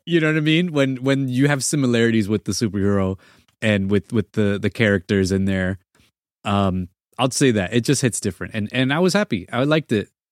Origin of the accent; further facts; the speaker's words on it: East Coast, United States; I'm from, um, I'm from the East Coast.